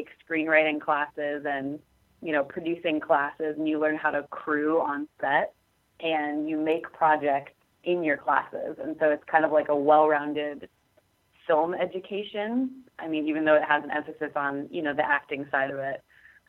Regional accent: Portland, Oregon, United States; moved away; I actually grew up in Clackamas County. I don't know if you know where that is. It's like southeast Portland, essentially.

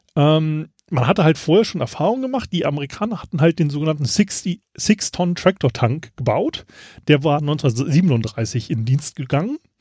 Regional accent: Germany; ich als Deutscher

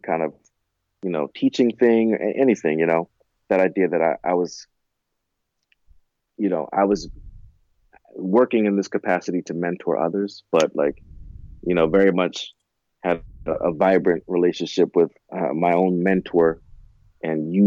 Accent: Orange, New Jersey, United States; I was from Orange. So, and living in East Orange.

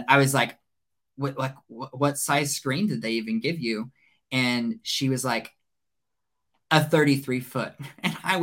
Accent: Burleson, Texas, United States; Burleson, which is where I'm from. That's my hometown.

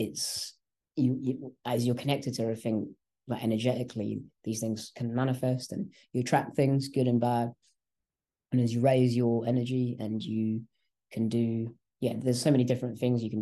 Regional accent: England, United Kingdom; first language English; also born or lived in Malaysia; I was born in Malaysia. And I came here when I was about 1.5 years old. Okay. And so I grew up in England. I only know how to speak English, really

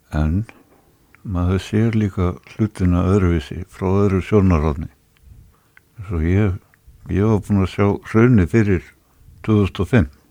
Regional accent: Reykjavík, Capital Region, Iceland; ég var fluttur upp í Breðholt Eðra Breðholt í íbúð sem er upp á þrýðu hæð og þar satt ég og horði út um stofuglugan á blokkina sem ég bjó í sem barn

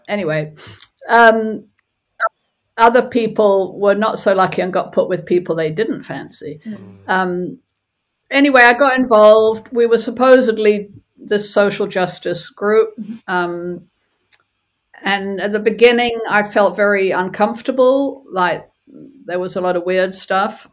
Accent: South Africa; moved away; also born or lived in California; I was born in South Africa and was from a very young age, from the age of about five, was aware of apartheid

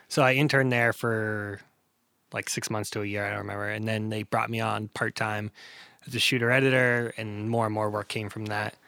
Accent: Bangor, Maine, United States; also born or lived in Hanover, Pennsylvania; grew up in Bangor, Maine

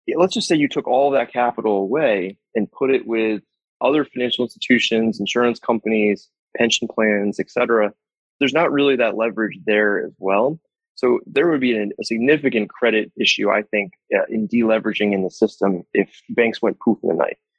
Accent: Saratoga Springs, New York, United States; my hometown is a upstate New York, in upstate New York, called Saratoga Springs

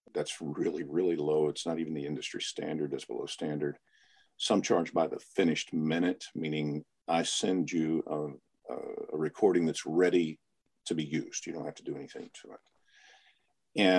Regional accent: Memphis, Tennessee, United States; moved away as an adult; now in Chicago, United States; I was born and raised in Memphis, Tennessee. I live outside of Chicago for the last almost 25 years now

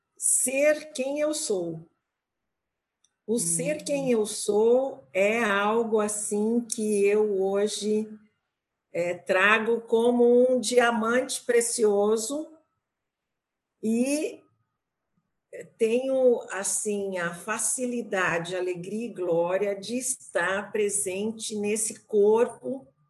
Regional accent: Brazil; moved away; also born or lived in Canada; como boa brasileira de tirar fotos

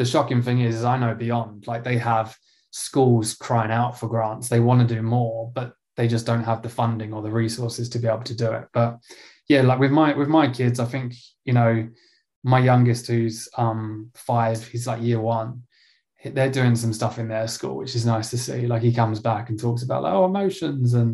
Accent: Essex, East of England, United Kingdom; ended up in my hometown of Essex

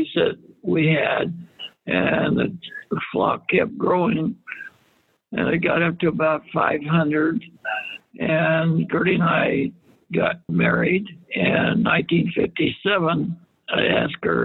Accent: Arizona, United States; also born or lived in Kansas / Glendale, Arizona; We moved to Arizona from Kansas

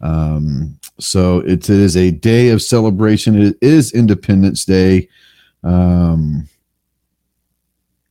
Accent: Texas, United States; I'm from Texas

